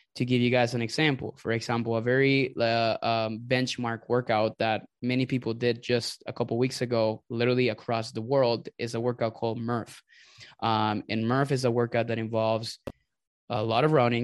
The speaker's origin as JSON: {"language": "English", "country": "Venezuela", "also_born_or_lived": "Indiana / Texas / Florida", "moved": "yes", "lives_now": "Tampa, United States", "said": "I am originally from Venezuela. I migrated here to the United States, I think, in two thousand and nine."}